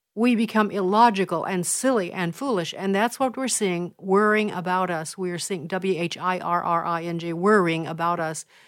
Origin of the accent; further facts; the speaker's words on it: Illinois, United States; my home state of Illinois